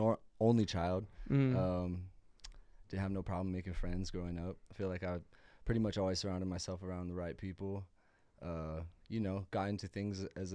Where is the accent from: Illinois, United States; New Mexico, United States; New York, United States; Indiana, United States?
New Mexico, United States; Santa Fe; I was born in Santa Fe.